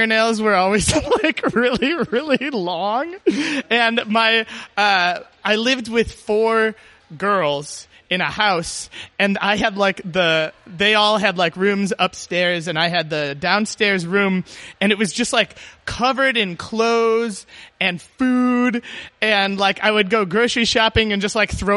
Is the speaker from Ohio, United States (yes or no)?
no; Chicago, Illinois, United States; I grew up in Chicago